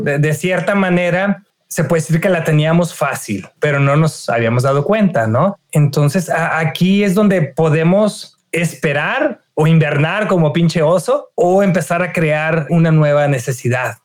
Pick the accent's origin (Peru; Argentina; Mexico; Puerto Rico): Mexico; Reynosa, Tamaulipas; yo soy de, de Reynosa